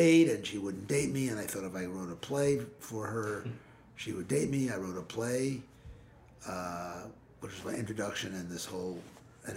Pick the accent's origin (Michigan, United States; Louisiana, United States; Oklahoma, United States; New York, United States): New York, United States; New York City; also born or lived in Mount Kisco, New York; I was born in Mount Kisco, New York, grew up in Manhattan